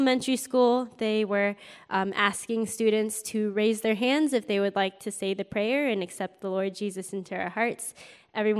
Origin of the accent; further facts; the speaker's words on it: Northern California, United States; I was born and raised in California, Northern California, home of like Apple, Google, Facebook, that area.